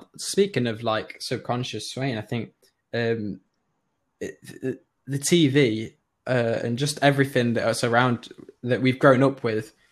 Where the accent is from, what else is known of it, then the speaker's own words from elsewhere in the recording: Nottingham, East Midlands, United Kingdom; I'm from Nottingham